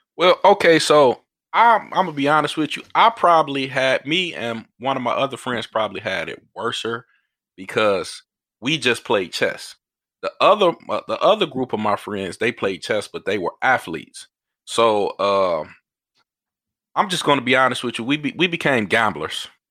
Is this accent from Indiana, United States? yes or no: no; Detroit, Michigan, United States; I grew up in Detroit